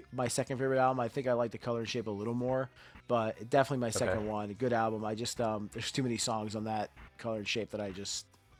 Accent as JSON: {"language": "English", "town": "Miami", "region": "Florida", "country": "United States", "tie": "born or raised there", "said": "South Florida"}